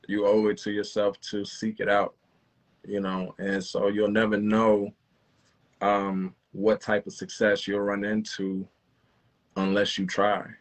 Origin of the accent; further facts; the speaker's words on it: South Louisiana, United States; I'm from South Louisiana.